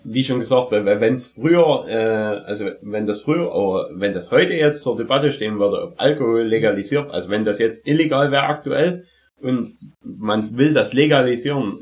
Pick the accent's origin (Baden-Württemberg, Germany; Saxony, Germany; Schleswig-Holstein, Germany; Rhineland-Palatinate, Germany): Saxony, Germany; bei uns in Sachsen